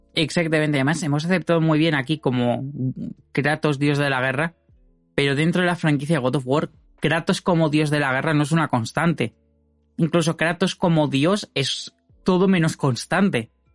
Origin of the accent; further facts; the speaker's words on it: Madrid, Community of Madrid, Spain; soy de Madrid